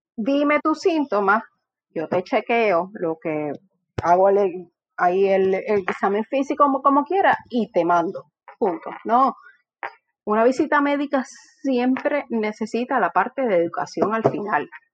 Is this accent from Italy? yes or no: no; Morovis, Puerto Rico; yo soy de Morovis, o sea que yo sé de lo que es que el colmadito de la esquina, que mi abuela me daba tres pesos y yo tenía que ir a caminar al colmadito a la esquina